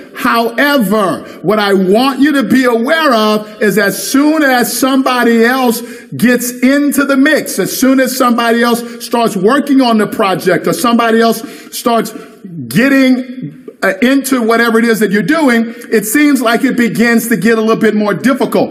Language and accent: English; the Bible Belt, United States; I grew up down here in the Bible Belt